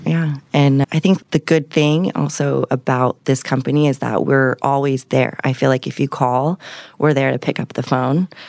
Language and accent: English; Encinitas, California, United States; now in Temecula, United States; I grew up in Encinitas, California